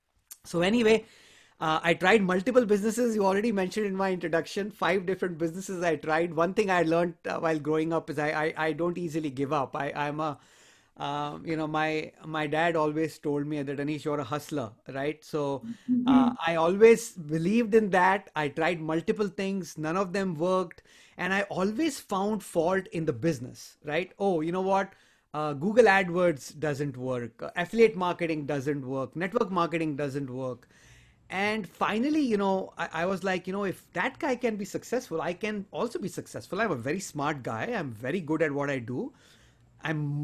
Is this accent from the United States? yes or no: no; India; moved away as an adult; I'm originally from India, and I came here a long, long time ago, about 20, 21 years ago to this country to pursue my higher studies